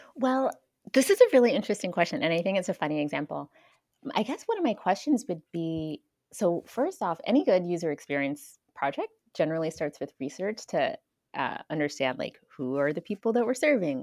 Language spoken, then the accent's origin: English; Florida, United States; moved away as an adult; also born or lived in Seattle / Pacific Northwest / Hawaii; now in California, United States; I grew up in Florida, and then in my early adulthood, I also moved to Seattle